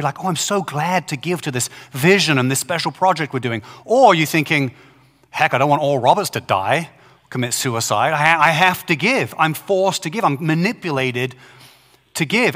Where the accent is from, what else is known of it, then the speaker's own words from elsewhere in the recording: Brighton, South East England, United Kingdom; Brighton, England, which is my hometown